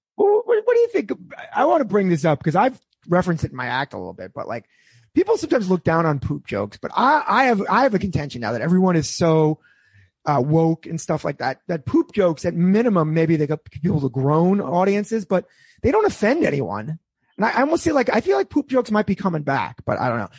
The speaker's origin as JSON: {"language": "English", "region": "New York", "country": "United States", "tie": "born or raised there", "said": "I grew up in New York too."}